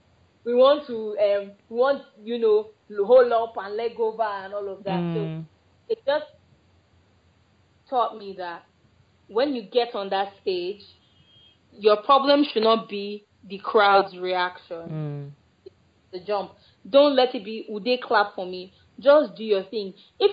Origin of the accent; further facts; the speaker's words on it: Lagos, Nigeria; born there; now in Abuja, Nigeria; Which is actually funny because I was born in Lagos. I'm a Lagosian by birth.